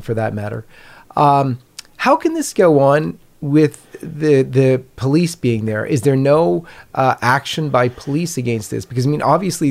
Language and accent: English; Canada; I'm a Canadian